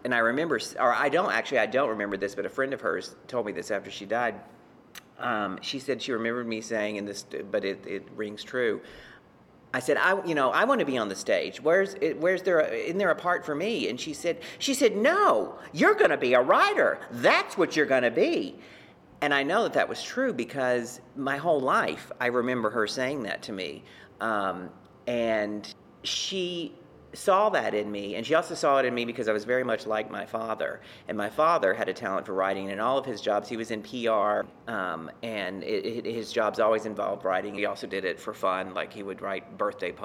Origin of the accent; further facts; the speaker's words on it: Beaumont, Texas, United States; moved away as an adult; now in New York, United States; my hometown of Beaumont, Texas